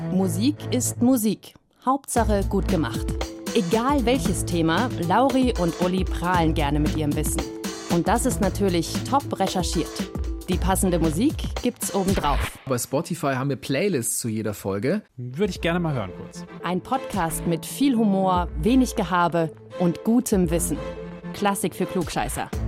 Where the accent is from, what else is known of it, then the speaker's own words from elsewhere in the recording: East Germany, Germany; born there; 1989, da war ich drei Jahre alt und ich bin in der DDR geboren.